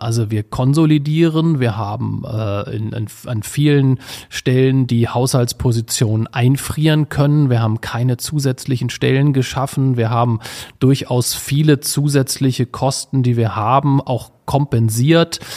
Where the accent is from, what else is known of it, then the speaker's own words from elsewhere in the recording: Wolfsburg, Lower Saxony, Germany; als gebürtiger Wolfsburger